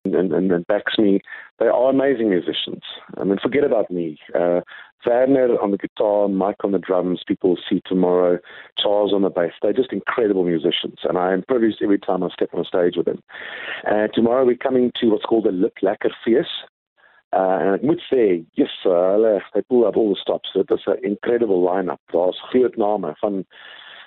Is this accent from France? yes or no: no; Gqeberha, Eastern Cape, South Africa; moved away; you guys are going to see my hometown